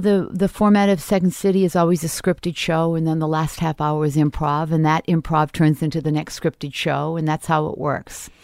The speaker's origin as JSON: {"language": "English", "town": "Portland", "region": "Maine", "country": "United States", "tie": "born or raised there", "also_born_or_lived": "Toronto", "moved": "as an adult", "said": "when I was growing up in Portland"}